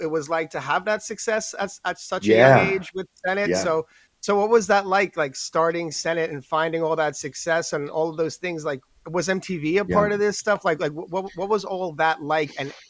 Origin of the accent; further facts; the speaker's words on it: New York City, New York, United States; being I'm from New York City